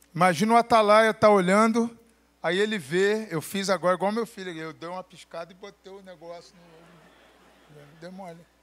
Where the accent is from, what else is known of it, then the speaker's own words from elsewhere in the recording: Brazil; no lugar de onde eu venho, a gente só faz isso aí depois que a gente fez um barraco no SUS, no telefone, a gente liga para a Unimed